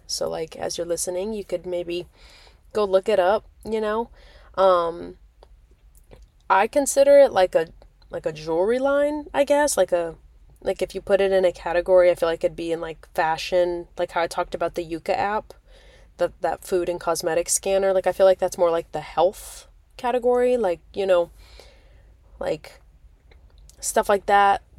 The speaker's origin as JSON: {"language": "English", "region": "Nebraska", "country": "United States", "tie": "born or raised there", "moved": "as an adult", "lives_now": "Myrtle Beach, United States", "said": "being born and raised in Nebraska, I mean, I lived in Nebraska for, like, what, eighteen years?"}